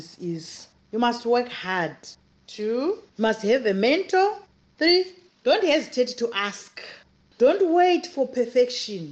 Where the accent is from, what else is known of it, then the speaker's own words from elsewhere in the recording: Zimbabwe; now in South Africa; I am from Zimbabwe